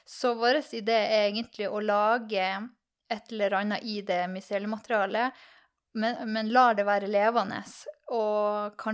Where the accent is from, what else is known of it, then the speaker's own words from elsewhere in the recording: Tromsø, Troms, Norway; Jeg er fra Tromsø